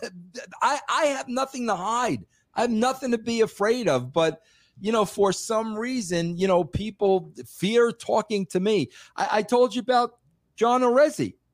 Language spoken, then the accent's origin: English; New York, United States; accent: heavy New York; I was from New York, because I have a heavy accent